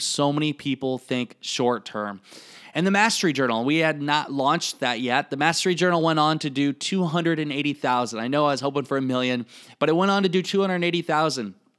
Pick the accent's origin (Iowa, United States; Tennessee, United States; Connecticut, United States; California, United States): Iowa, United States; accent: Iowa; I still have my Iowa accent or how I talk